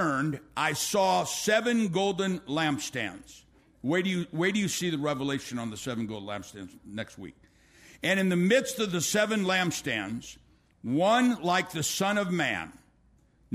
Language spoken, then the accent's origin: English; United States; I'm an American.